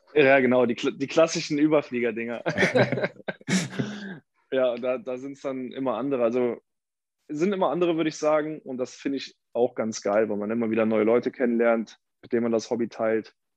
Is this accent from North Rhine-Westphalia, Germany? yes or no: yes; a village outside Cologne, North Rhine-Westphalia, Germany; now in Cologne, Germany; ich komme aus dem Dorf ursprünglich, gar nicht aus Köln. Hier wohne ich erst äh, seit sechs Jahren